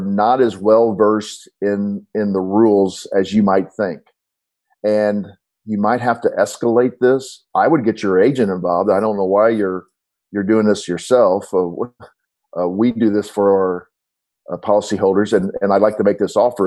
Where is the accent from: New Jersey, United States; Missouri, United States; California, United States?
Missouri, United States; St. Louis; I'm from St. Louis